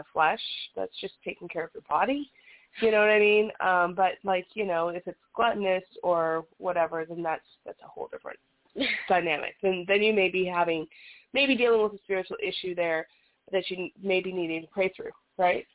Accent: United States; we're from America

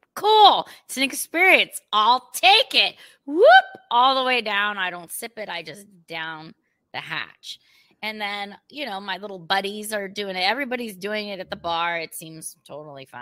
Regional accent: United States; I'm American

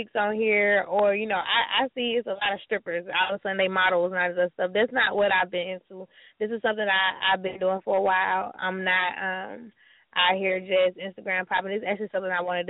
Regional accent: Atlanta, Georgia, United States; moved away as an adult; I'm originally from Atlanta

